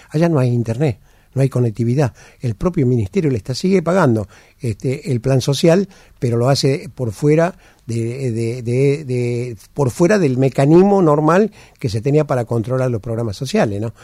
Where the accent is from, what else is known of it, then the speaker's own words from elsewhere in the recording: Argentina; somos nosotros, los argentinos